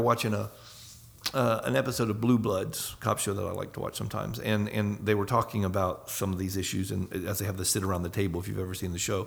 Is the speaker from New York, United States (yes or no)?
no; Northwest Florida, United States; moved away as an adult; now in France; I grew up in Northwest Florida